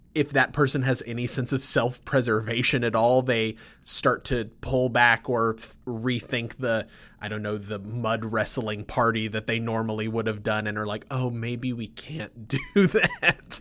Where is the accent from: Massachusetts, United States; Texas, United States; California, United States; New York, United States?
Texas, United States; Sugar Land; I grew up in Sugarland